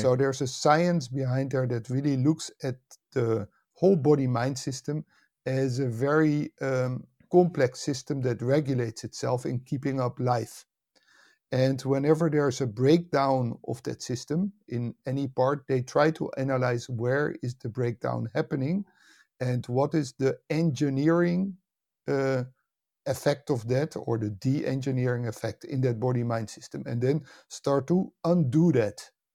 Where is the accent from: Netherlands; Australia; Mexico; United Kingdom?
Netherlands; also born or lived in United States; I was born and raised in the Netherlands, and, uh, spent most of my life here